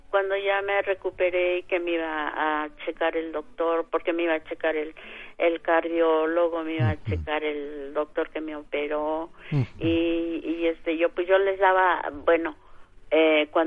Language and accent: Spanish; Senguio, Michoacán, Mexico; moved away; nosotros somos del estado de Michoacán, allá de Sengio, el, este, entonces pues toda mi familia se vino para acá